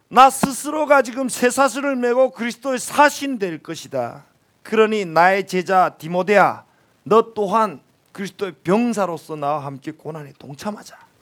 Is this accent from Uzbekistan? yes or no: no; North Korea; moved away as an adult; also born or lived in Pyongyang, North Korea; now in South Korea; 기차도 한다는 촌에서 태어난 촌놈이거든요. 도시에 처음에 나와가지고